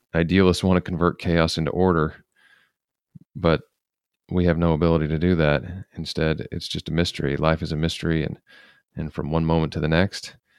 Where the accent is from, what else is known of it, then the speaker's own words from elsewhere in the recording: United States; as American conservatives